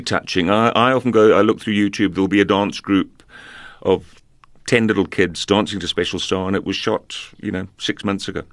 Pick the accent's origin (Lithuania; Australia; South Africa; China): South Africa; also born or lived in Zambia; growing up in South Africa